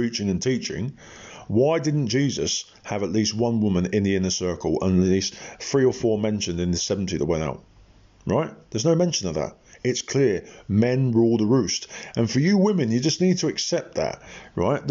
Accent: England, United Kingdom; I'm an Englishman

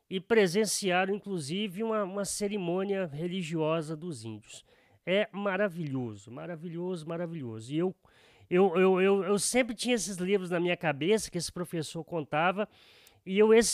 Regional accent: Guiricema, Minas Gerais, Brazil; now in Viçosa, Brazil; uma cidadezinha pequenininha lá de Guiricema, né, que é a minha terra natal

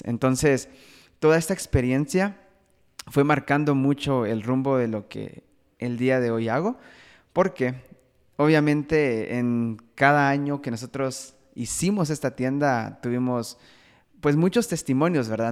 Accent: Guatemala; Soy de Guatemala

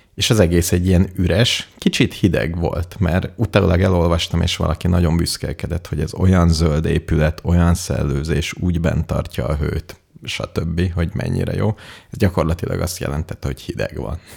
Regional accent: Hungary; magyar vagyok, hungari, ungar

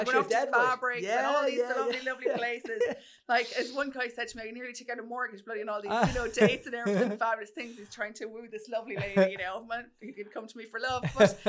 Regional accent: Mullingar, Westmeath, Ireland; I'm from Mullingar.

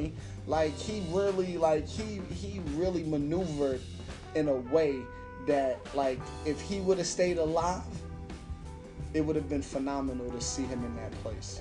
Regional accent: New York City, New York, United States; I'm from Brooklyn

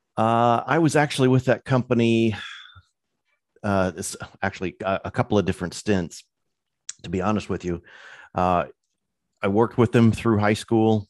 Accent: Illinois, United States; moved away; also born or lived in California; I was born and raised in Illinois

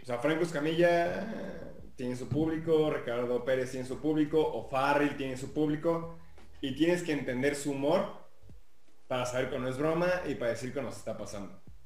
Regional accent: Mexico; como mexicanos tenemos mucho talento

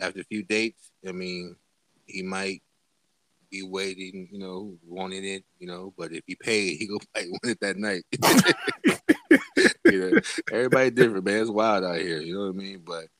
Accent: the South, United States; I'm from the South type of shit. I was always been a South music listener

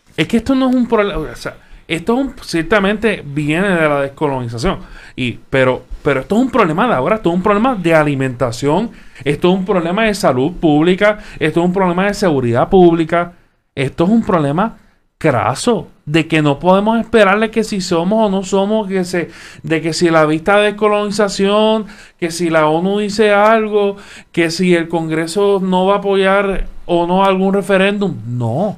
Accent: Puerto Rico; como, como puertorriqueño

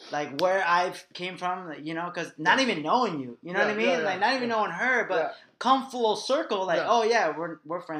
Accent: La Puente, California, United States; I'm from La Puente

